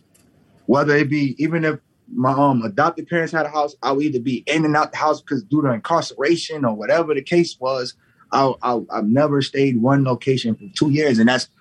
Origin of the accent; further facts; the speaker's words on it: New York, United States; also born or lived in Southern US; I grew up in New York and down south. I got best of both worlds.